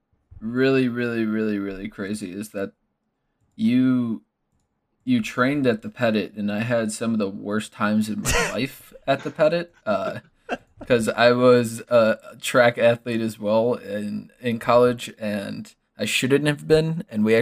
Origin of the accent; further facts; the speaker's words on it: Chicago, Illinois, United States; now in Milwaukee, United States; I'm originally from Chicago.